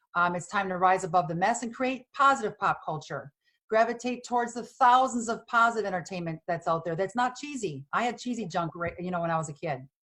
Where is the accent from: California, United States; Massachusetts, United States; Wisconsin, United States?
Wisconsin, United States; born or raised there; moved away; also born or lived in Los Angeles